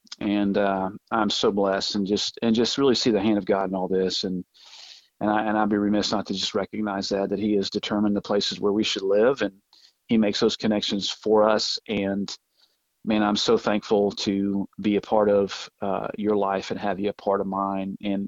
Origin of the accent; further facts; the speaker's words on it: Birmingham, Alabama, United States; born there; also born or lived in Topeka, Kansas / Denver, Colorado / Manchester, New Hampshire / the Panhandle; I lived all over the place from Topeka, Kansas. I was born in Birmingham, Alabama, Denver, Colorado, Manchester, New Hampshire. And then we found ourselves moving back to the Panhandle for my middle school and high school years.